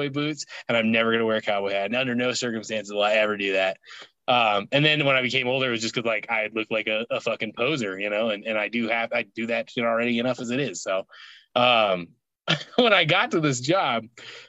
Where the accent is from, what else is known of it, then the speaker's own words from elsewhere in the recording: Alaska, United States; moved away; where I grew up in Alaska, during the summer, the sun does not set.